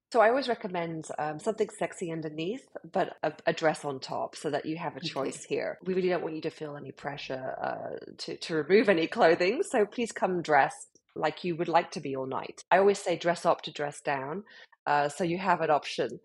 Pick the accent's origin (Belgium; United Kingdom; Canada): United Kingdom; accent: British; moved away as an adult; now in Miami, United States; as you can hear from my accent, I'm from the UK, um, British born and bred, but uh, have been living in America now for eight years